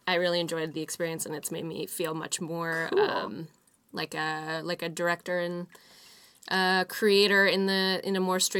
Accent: Fernie, British Columbia, Canada; born or raised there

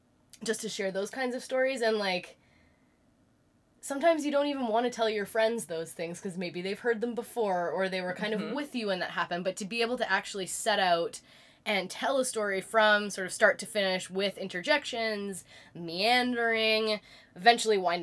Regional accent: Sunshine Coast, Queensland, Australia; I'm from the Sunshine Coast

